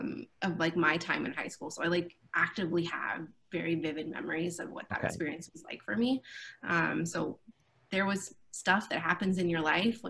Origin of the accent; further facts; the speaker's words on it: Fremont, California, United States; I grew up in Fremont, so I hadn't been anywhere